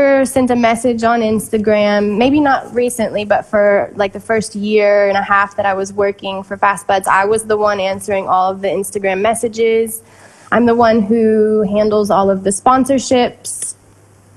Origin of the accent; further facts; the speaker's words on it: Arkansas, United States; also born or lived in Kentucky; now in Barcelona, Spain; I was born in Kentucky, but I was raised in Arkansas